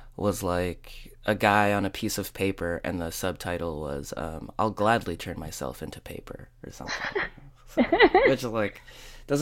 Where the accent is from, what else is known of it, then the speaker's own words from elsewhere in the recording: United States; it's like my hometown.